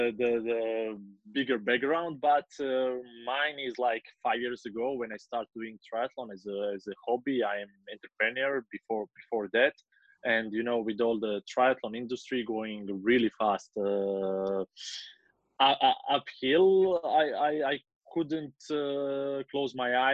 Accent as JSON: {"language": "English", "town": "Kotor", "region": "Kotor Municipality", "country": "Montenegro", "tie": "born or raised there", "said": "my hometown in Kotor."}